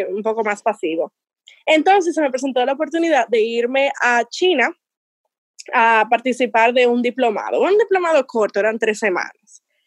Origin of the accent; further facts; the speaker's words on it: Dominican Republic; moved away; dominicanos éramos muchísimos